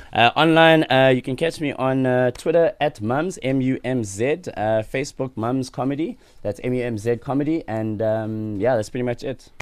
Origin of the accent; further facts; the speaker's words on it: Sandton, Gauteng, South Africa; also born or lived in Soweto; I was born in Soweto and I was raised in Sandton